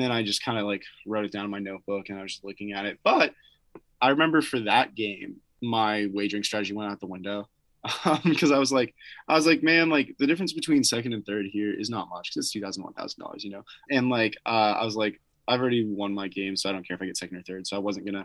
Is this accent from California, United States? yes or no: yes; Vista, California, United States; moved away as an adult; now in Los Angeles, United States; growing up in San Diego